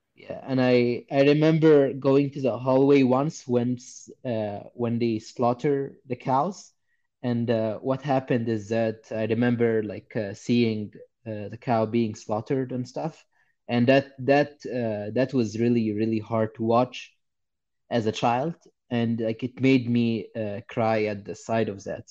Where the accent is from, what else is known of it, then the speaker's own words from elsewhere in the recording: Egypt; I grew up in Egypt and I was born somewhere uh, like sometime in the 90s.